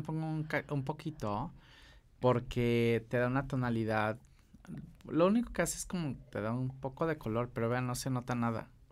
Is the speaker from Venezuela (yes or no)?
no; Acapulco, Guerrero, Mexico; yo soy de Pacífico, yo soy de Acapulco